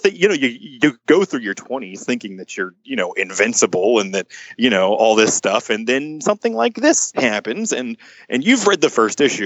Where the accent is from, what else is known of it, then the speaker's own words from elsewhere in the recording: Garland, Texas, United States; I'm from a little town outside of Dallas called Garland